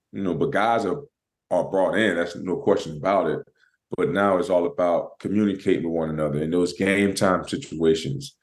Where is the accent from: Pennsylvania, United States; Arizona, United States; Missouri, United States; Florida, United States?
Florida, United States; I'm from Florida. You know, we, you know, down there next to the ocean